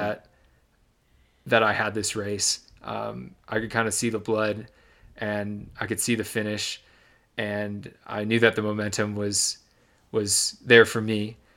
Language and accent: English; Michigan, United States; the town I grew up in Michigan